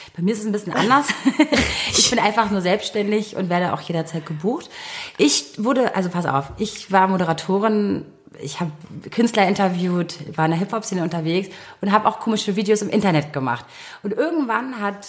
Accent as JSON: {"language": "German", "region": "Berlin", "country": "Germany", "tie": "born or raised there", "said": "ich bin gebürtige Berlinerin"}